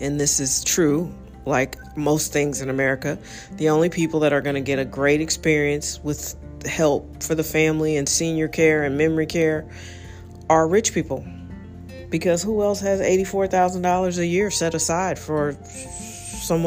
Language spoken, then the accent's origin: English; United States; I'm an American. I love being American